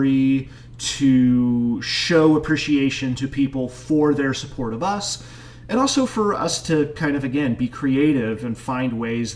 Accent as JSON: {"language": "English", "town": "Dodge City", "region": "Kansas", "country": "United States", "tie": "born or raised there", "moved": "as an adult", "lives_now": "Frederick, United States", "said": "my hometown of Dodge City, Kansas"}